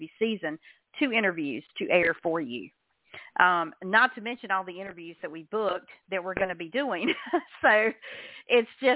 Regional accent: the South, United States; I'm from the South

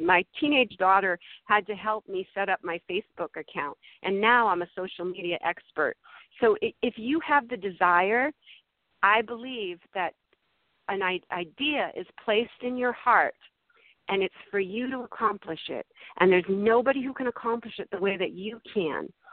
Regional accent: Massachusetts, United States; born or raised there; now in California, United States

